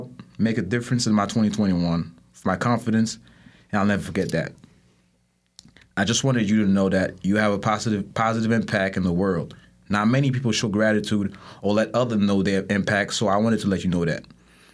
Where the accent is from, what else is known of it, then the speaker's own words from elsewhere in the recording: Port-au-Prince, Ouest, Haiti; moved away; I'm from Haiti. So, I'm from Haiti. I'm Haitian. I was born in Port-au-Prince.